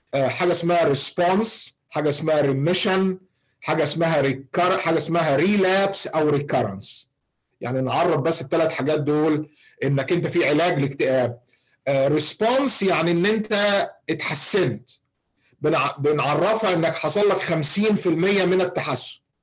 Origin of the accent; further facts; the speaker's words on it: Egypt; عندنا في مصر